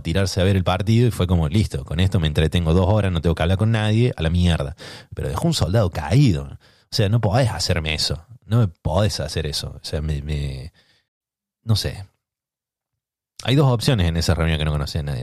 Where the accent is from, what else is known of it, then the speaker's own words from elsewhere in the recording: Córdoba, Argentina; moved away; yo soy de Córdoba